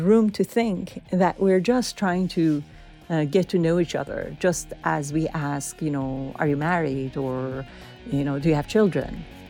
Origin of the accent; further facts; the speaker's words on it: Iran; now in United States; we are Iranian Americans